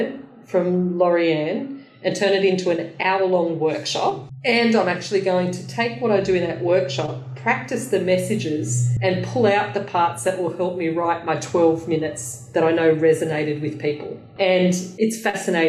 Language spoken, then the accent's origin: English; Australia; I'm an Aussie chick, you know, like I'm from little Australia, you know, down the bottom